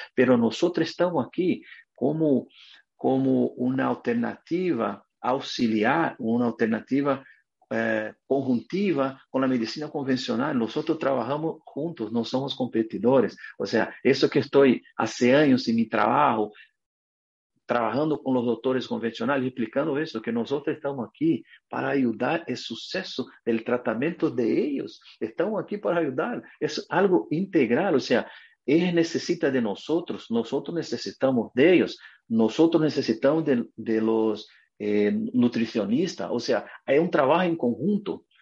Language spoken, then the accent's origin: Spanish; Brazil; Spanish is a second language; moved away as an adult; now in United States; yo soy brasileño y vivo aquí en Estados Unidos a 20 años